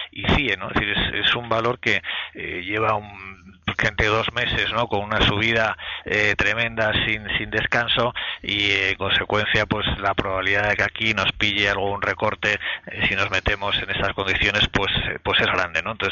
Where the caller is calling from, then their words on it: Valencia, Valencian Community, Spain; de Valencia.